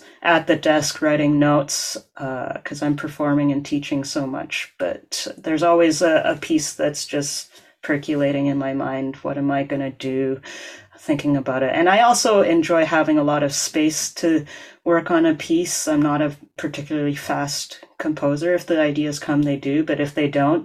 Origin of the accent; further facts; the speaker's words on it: Edmonton, Alberta, Canada; moved away as an adult; now in Montreal, Canada; Growing up in Alberta